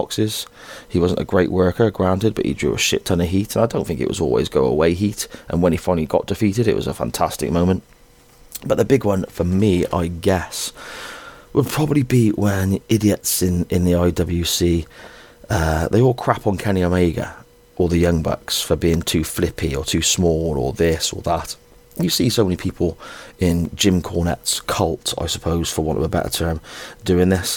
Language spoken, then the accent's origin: English; Gloucester, South West England, United Kingdom; I'm a Gloucester boy, proper farmer Gloucester boy myself